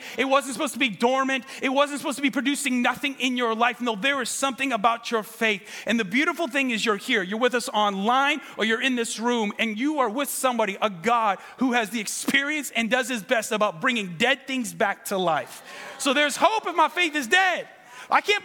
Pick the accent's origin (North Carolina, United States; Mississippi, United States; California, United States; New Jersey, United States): California, United States; Ventura; We're from Ventura